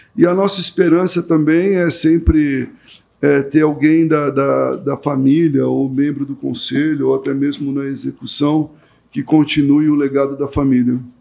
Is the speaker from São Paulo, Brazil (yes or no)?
yes; São Paulo, Brazil; como bom paulistano que sou